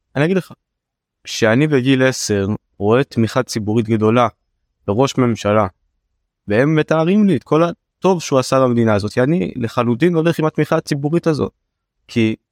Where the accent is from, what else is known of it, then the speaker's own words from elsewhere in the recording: Beersheba, Southern District, Israel; אני בא מבאר שבע, אני בא מהנגב.